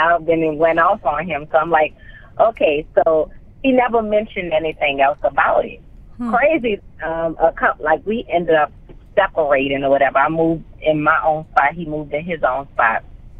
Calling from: Atlanta, Georgia, United States; I'm calling in from Atlanta, Georgia today. I'm home.

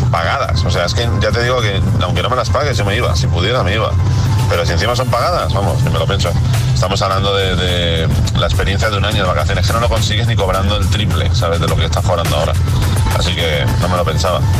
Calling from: Madrid, Community of Madrid, Spain; Buenos días … de Madrid.

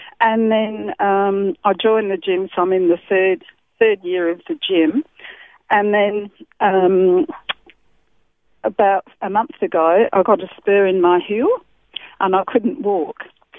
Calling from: Laura, South Australia, Australia; Laura, Steinhut area.

